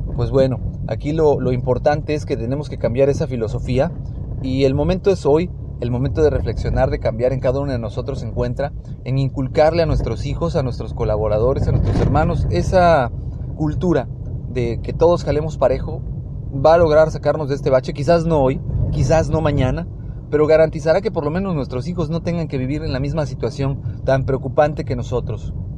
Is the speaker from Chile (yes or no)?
no; Mexico; como mexicanos